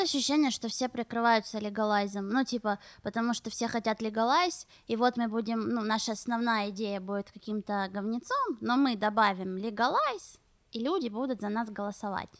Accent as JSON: {"language": "Russian", "town": "Kharkiv", "region": "Kharkiv Oblast", "country": "Ukraine", "moved": "yes", "lives_now": "Israel", "said": "я была дома в Харькове, навещала родителей"}